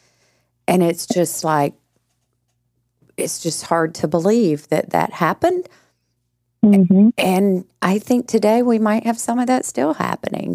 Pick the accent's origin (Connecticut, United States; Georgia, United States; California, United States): Georgia, United States; I was born and raised in Georgia, and so, you know, in the South